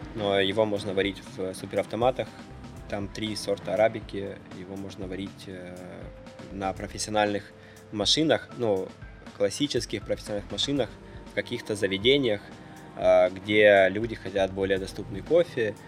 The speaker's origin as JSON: {"language": "Russian", "town": "Kharkiv", "region": "Kharkiv Oblast", "country": "Ukraine", "tie": "born or raised there", "moved": "yes"}